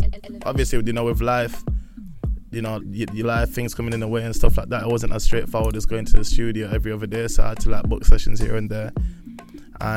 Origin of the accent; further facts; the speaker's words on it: Huddersfield, Yorkshire and the Humber, United Kingdom; also born or lived in London / Tanzania; Huddersfield, I got here around about when I was like 8-ish, 9 years old